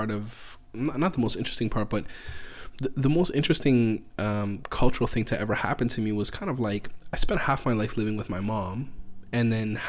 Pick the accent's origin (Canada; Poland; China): Canada; Oh, I'm Canadian.